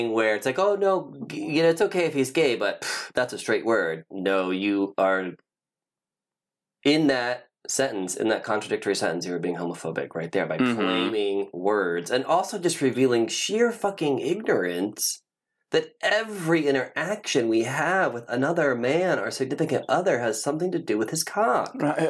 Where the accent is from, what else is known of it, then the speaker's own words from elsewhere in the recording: Ohio, United States; now in West Hollywood, United States; So we are actually both transplants here. Yes. I initially was... born and raised in Ohio, so, like, tri-state area.